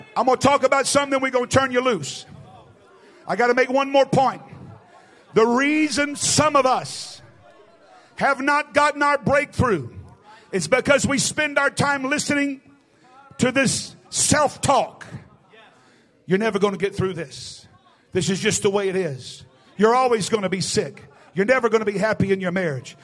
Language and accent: English; the South, United States; also born or lived in East Tennessee; I'm from the South. I'm talking about way South